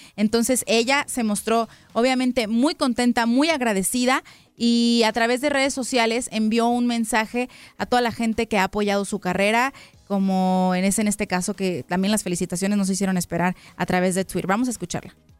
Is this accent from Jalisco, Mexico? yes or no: yes; Guadalajara, Jalisco, Mexico; Guanatos, ¿no? En mi tierra